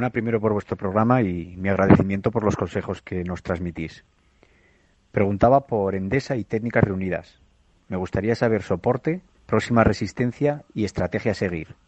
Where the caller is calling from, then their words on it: Logroño, La Rioja, Spain; Hola, buenas … de Logroño.